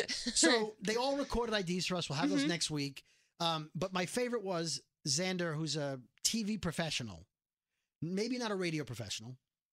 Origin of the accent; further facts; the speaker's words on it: New York City, New York, United States; I'm from Brooklyn